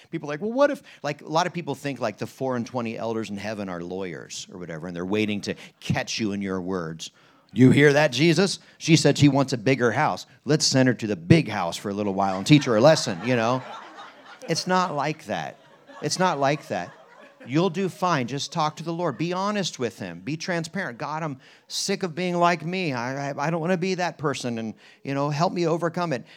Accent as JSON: {"language": "English", "town": "Harrisburg", "region": "Pennsylvania", "country": "United States", "tie": "born or raised there", "said": "that Bund Journal guy was my pastor growing up in Harrisburg"}